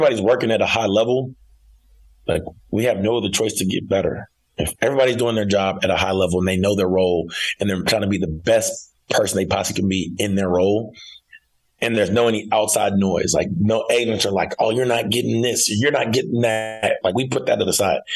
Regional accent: Fayetteville, Arkansas, United States; I'm from Fayetteville, Arkansas. Went to Fayetteville High School, went to the University of Arkansas, which is in Fayetteville, and now coaching at the University of Arkansas.

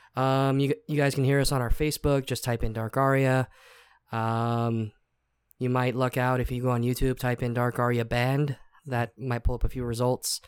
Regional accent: Texas, United States; we're from Texas

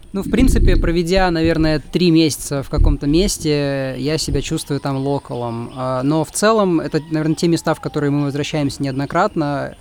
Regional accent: Russia; moved away as an adult; мы русские, да, мы из России

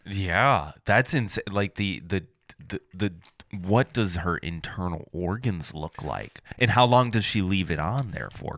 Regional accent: Michigan, United States; moved away; I'm from Michigan

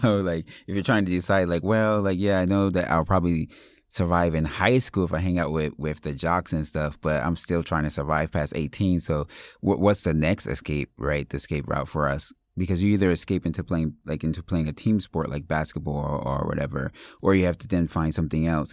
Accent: Paterson, New Jersey, United States; I grew up in Paterson, New Jersey

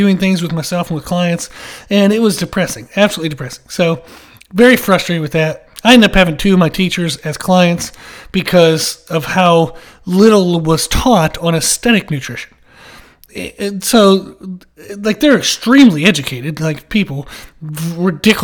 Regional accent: Pennsylvania, United States; now in South Carolina, United States; I grew up in Pennsylvania, and then I moved down to South Carolina, and that's where I live now

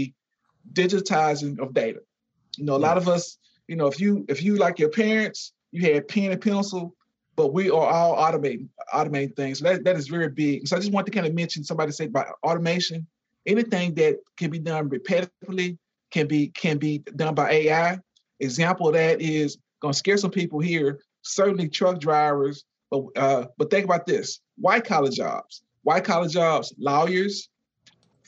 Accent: Louisiana, United States; I'm from Louisiana

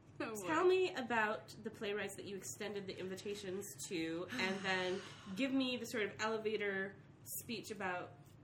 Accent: Wisconsin, United States; because I'm from Wisconsin

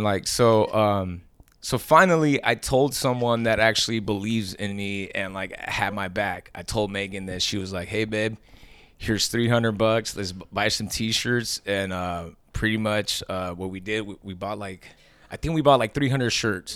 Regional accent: Long Beach, California, United States; moved away as an adult; now in Sacramento, United States; I grew up in Long Beach

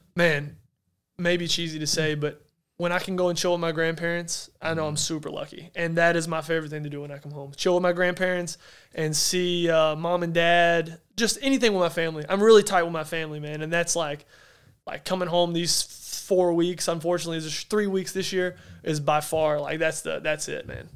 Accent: Arkansas, United States; moved away; I'm from Arkansas in a town that there's nothing, not much there. I said, but dang it, that's home.

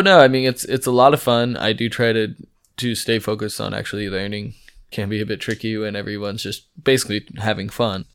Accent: California, United States; moved away as an adult; now in Freiburg, Germany; I am from California.

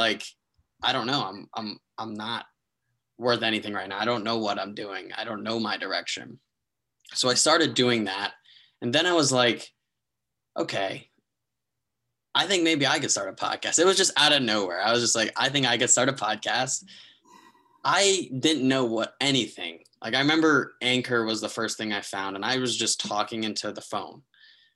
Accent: New Jersey, United States; also born or lived in Maryland; I'm from New Jersey, went to school in Maryland

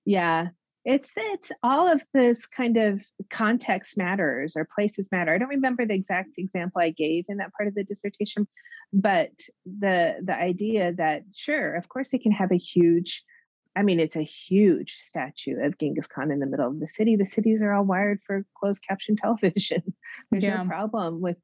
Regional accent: New Mexico, United States; moved away as an adult; also born or lived in Hawaii / Northern California / Virginia / East Asia; now in California, United States; I'm from New Mexico, which usually gets lost in between Arizona and Texas.

